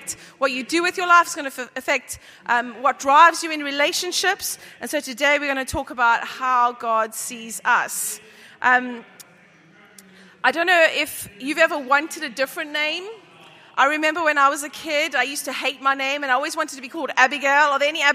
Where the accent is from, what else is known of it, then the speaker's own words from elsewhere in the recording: South Africa; I'm South African